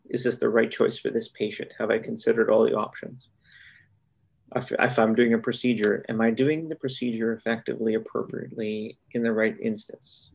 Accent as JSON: {"language": "English", "town": "Winnipeg", "region": "Manitoba", "country": "Canada", "tie": "born or raised there", "also_born_or_lived": "Brandon, Manitoba", "said": "I'm a Manitoban born and raised."}